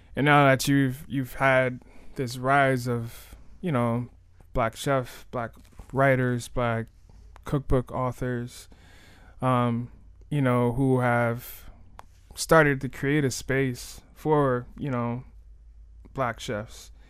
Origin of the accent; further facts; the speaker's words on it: Miami, Florida, United States; I'm born and raised in Miami